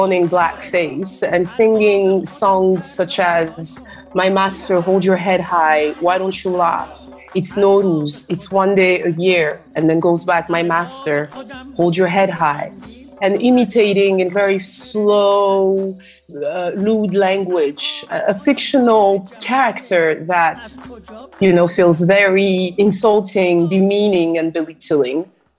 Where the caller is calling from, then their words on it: Freetown, Western Area, Sierra Leone; And I'm joining you from Freetown in Sierra Leone, West Africa.